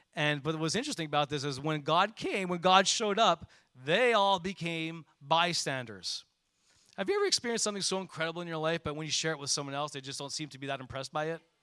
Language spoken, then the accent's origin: English; Montreal, Quebec, Canada; When I grew up in Montreal, you know, I took public transportation probably from grade three or four off to my school